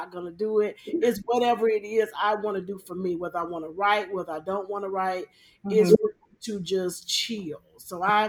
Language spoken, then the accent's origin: English; Charlotte, North Carolina, United States; I'm from Charlotte, North Carolina